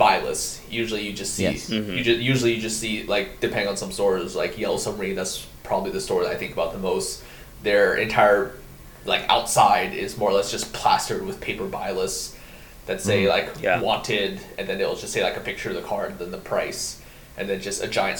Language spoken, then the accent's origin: English; United States; moved away as an adult; now in Japan; when I first came here, being an American